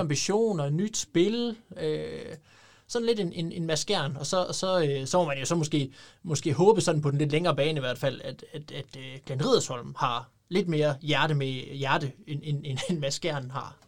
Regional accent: Denmark; en fra Brastrup, som jo næsten er min, ja, det er jo så nærmest min hjemstavn

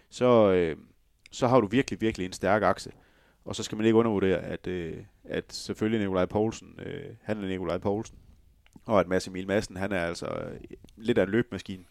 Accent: West Jutland, Denmark; Jeg er også vestjyde.

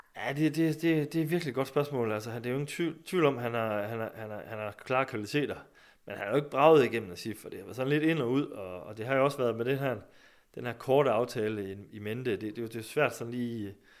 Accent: Skive, Central Denmark Region, Denmark; jeg kommer jo selv fra Skive

